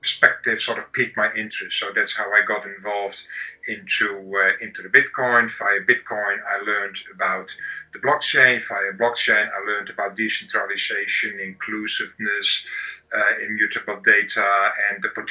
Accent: Amsterdam, North Holland, Netherlands; I'm from Amsterdam in the Netherlands

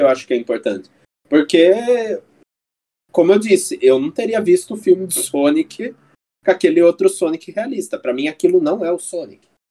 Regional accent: Brazil; como bons brasileiros

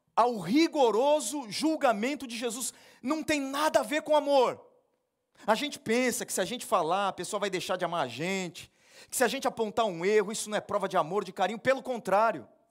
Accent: Brazil; nós somos brasileiros

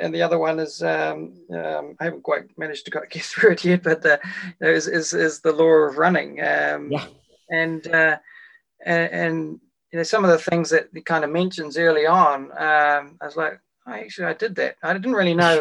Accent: Wellington, New Zealand; my hometown of Wellington

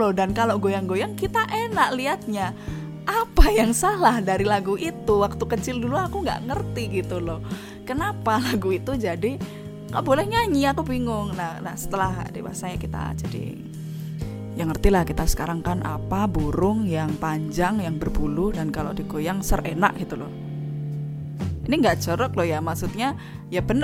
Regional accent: Surakarta, Central Java, Indonesia; also born or lived in Yogyakarta; now in Jakarta, Indonesia; Misalnya nih, aku nih kan dari Solo nih, aku kuliah di Jogja. Aku kuliah di Jogja, kemudian aku kerja di Jakarta.

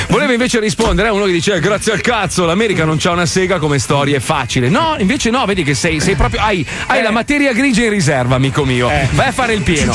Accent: Italy

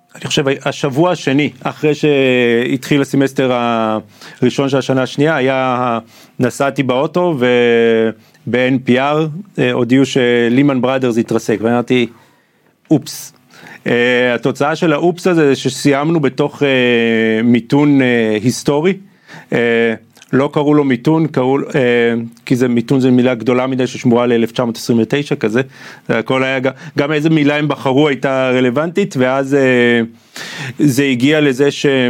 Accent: Israel; moved away as an adult; also born or lived in Atlanta, United States; המקום הזה שגדלתי בו

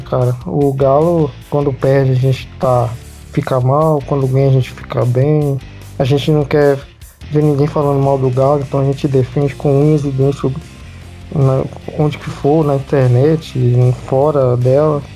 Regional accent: interior of Minas Gerais, Brazil; Eu cresci longe de Mineirão, Independência, tinha no interior

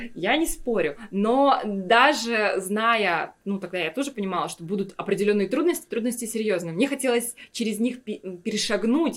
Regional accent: Yakutia, Sakha Republic, Russia; moved away as an adult; also born or lived in Moscow, Russia / Stockholm, Sweden; Я всегда говорила, я из Якутии

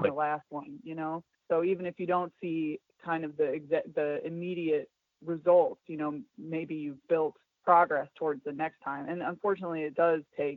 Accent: St. Louis, Missouri, United States; we're from St. Louis, which is the city

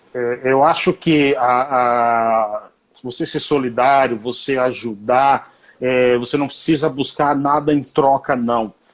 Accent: Bahia, Brazil; moved away as an adult; now in São Paulo, Brazil; eu saí da Bahia tá. com 21 anos e meio

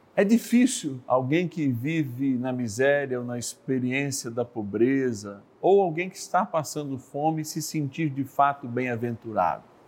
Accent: São Paulo, Brazil; eu que sou paulistano

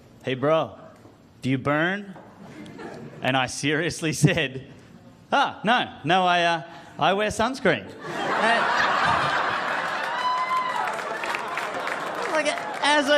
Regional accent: Australia; I am from Australia

